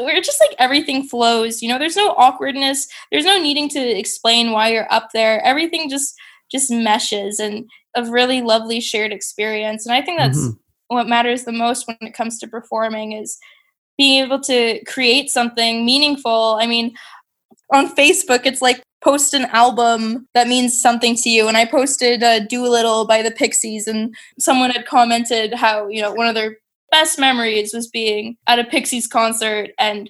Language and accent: English; Sarnia, Ontario, Canada; also born or lived in Toronto / British Columbia; now in Montreal, Canada; from Sarnia, Ontario, okay. Originally. I lived in Toronto before I moved to BC, which is where I lived before I moved to Montreal.